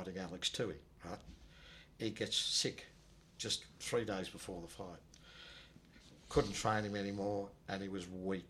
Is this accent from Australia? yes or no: yes; Australia; I'm from Australia